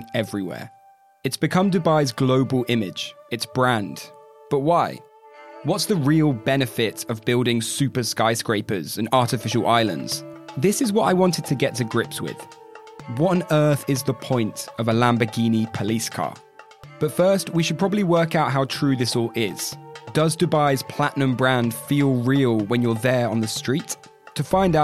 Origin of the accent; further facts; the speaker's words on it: United Kingdom; As a Brit